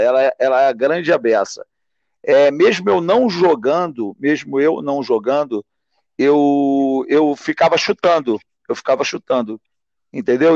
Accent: Valença, Rio de Janeiro, Brazil; que nós somos do interior, eu sou de Valença

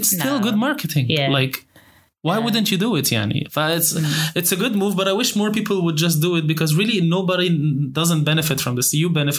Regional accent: Alexandria Governorate, Egypt; I'm from Alexandria

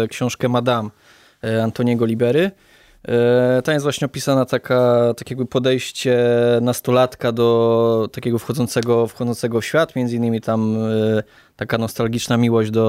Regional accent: Ząbki, Masovian Voivodeship, Poland; also born or lived in Wołomin; ja jestem z Ząbek, także urodziłem

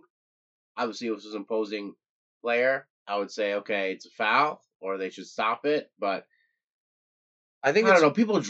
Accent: New York, United States; If you're from a city like me and Mike here, we're from New York

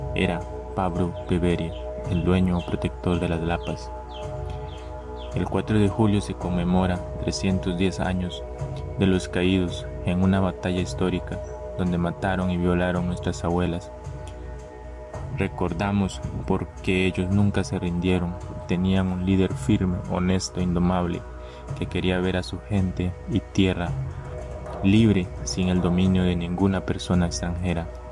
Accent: Talamanca, Limón, Costa Rica; soy indígena Bribri de Talamanca

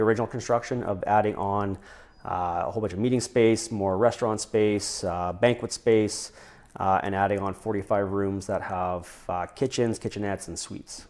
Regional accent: Regina, Saskatchewan, Canada; moved away as an adult; also born or lived in British Columbia; now in Prince George, Canada; born and raised in Regina

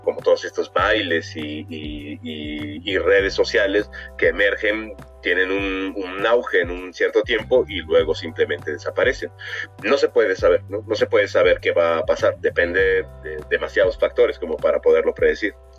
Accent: Mexico; nosotros como mexicanos

